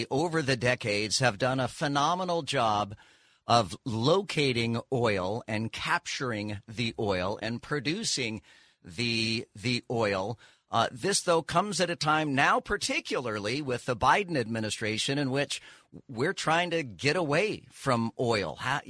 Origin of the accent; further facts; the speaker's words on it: California, United States; born there; When I was born in California, the birth certificate listed